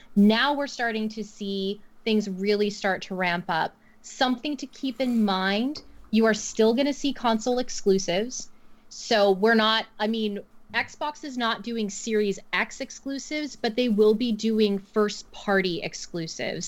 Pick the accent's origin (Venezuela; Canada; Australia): Canada; I'm super Canadian